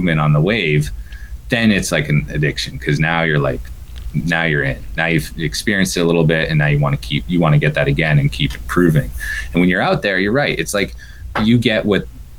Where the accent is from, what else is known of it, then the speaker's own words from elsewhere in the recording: Mount Washington Valley, New Hampshire, United States; moved away; also born or lived in San Diego, California; since I moved from San Diego back to my hometown, home area in the Mount Washington Valley here in 2014.